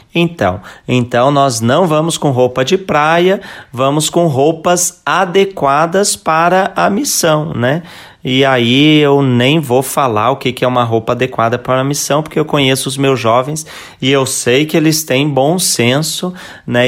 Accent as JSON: {"language": "Portuguese", "town": "Lages", "region": "Santa Catarina", "country": "Brazil", "tie": "born or raised there", "said": "da bonita cidade de Lages, né? A minha cidade natal também"}